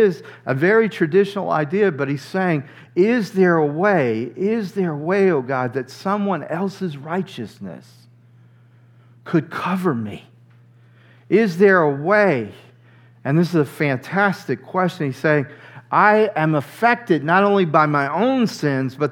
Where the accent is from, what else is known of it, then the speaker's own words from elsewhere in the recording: near New Orleans, Louisiana, United States; I grew up near New Orleans, Louisiana.